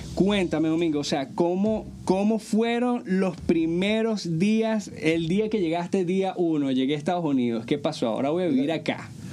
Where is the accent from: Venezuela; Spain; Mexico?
Venezuela; nosotros porque somos venezolanos